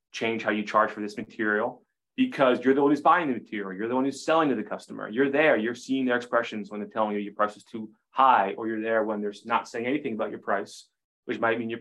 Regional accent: Maine, United States; 12-year-old boy growing up in Maine

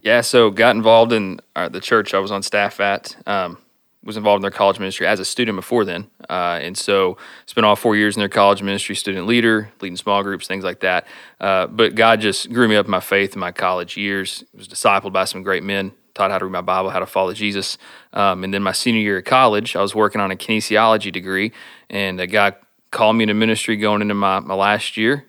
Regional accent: Stephenville, Texas, United States; moved away as an adult; now in Iowa, United States; I was born and raised in Stephenville. Uh, grew up going to school there

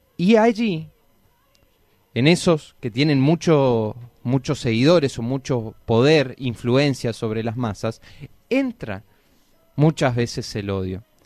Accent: Argentina; nosotros como argentinos

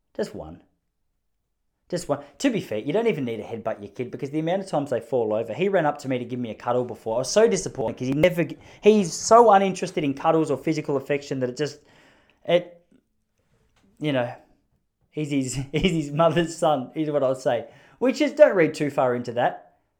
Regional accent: Victoria, Australia; I've been such a passionate and proud Victorian, such a passionate Australian

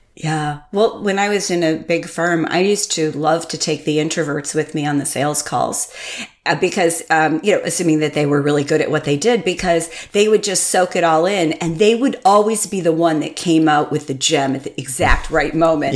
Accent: Connecticut, United States; I grew up in Connecticut, and my family's from Vermont

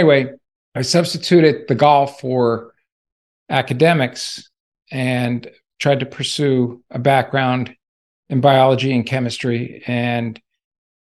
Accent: Las Vegas, Nevada, United States; moved away as an adult; also born or lived in New Jersey; I originally came from New Jersey and moved to Las Vegas, Nevada in 1969. My parents brought me there.

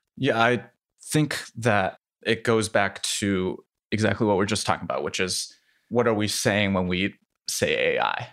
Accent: Iowa City, Iowa, United States; also born or lived in Shanghai, China; I was born in Shanghai and then moved to Iowa City when I was three

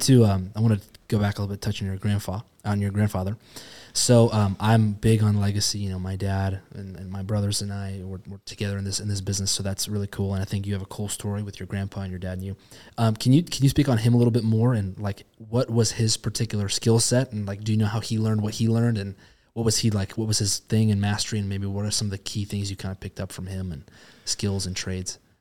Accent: Spokane, Washington, United States; Spokane, I, you know, born and raised here

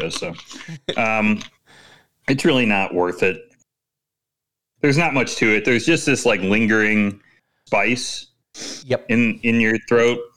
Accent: United Kingdom; now in Berlin, Germany; last night, being new in Berlin and being British, I decided to go bar hopping.

